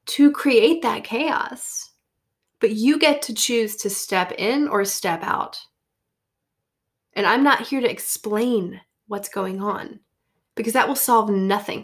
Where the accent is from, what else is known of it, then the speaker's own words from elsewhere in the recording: Deep South, United States; moved away; When I lived in the Deep South